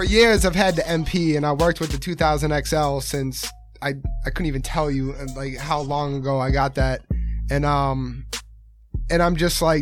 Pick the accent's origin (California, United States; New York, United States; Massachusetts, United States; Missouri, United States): Massachusetts, United States; Rockland; I'm from Rockland